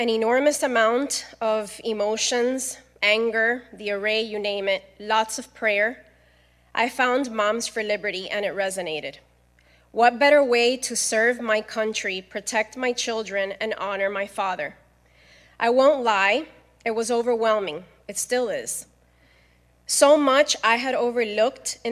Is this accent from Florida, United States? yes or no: yes; Miami, Florida, United States; I was born and raised in Miami, Florida, of Cuban